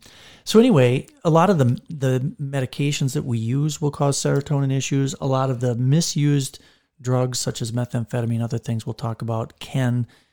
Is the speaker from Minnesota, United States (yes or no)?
yes; Park Rapids, Minnesota, United States; born or raised there; moved away